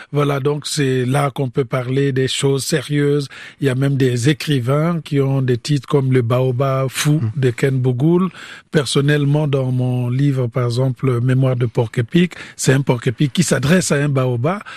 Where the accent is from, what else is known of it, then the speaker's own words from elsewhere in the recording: Republic of the Congo; moved away as an adult; also born or lived in France; moi je venais du Congo-Brazzaville.